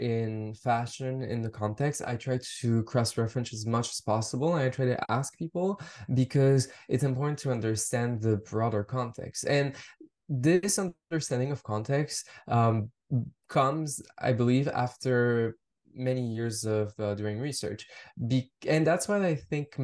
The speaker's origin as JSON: {"language": "English", "town": "Montreal", "region": "Quebec", "country": "Canada", "tie": "born or raised there", "said": "I grew up in Montreal. I grew up in French Canada."}